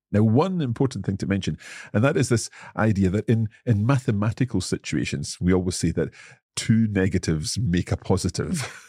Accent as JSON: {"language": "English", "region": "Scotland", "country": "United Kingdom", "said": "yo soy escocés."}